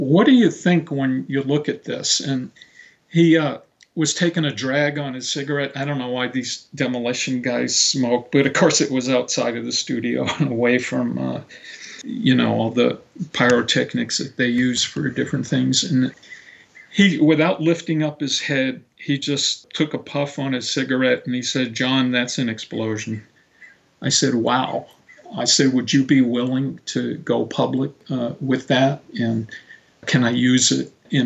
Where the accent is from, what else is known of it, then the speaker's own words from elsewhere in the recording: Marin County, California, United States; my hometown, which is, you know, in Marin County